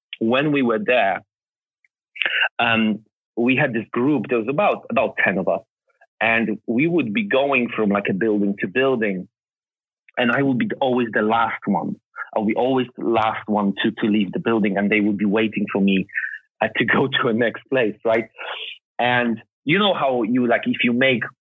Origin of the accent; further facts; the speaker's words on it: Poland; moved away; I was born in Poland